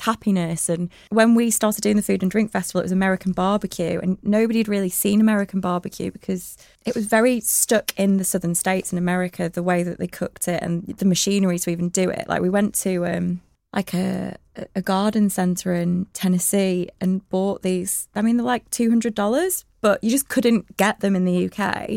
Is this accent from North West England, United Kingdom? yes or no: yes; Blackburn, North West England, United Kingdom; moved away as an adult; now in Manchester, United Kingdom; I was born in Blackburn. Um, and I had, just had a really lovely childhood